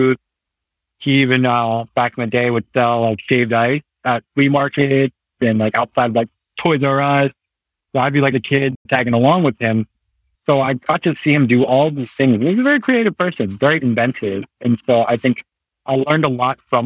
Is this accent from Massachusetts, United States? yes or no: no; Hayward, California, United States; also born or lived in Santa Cruz, California / Aptos, California / Pleasanton, California / Danville, California; now in Livermore, United States; I was born and raised in Hayward, California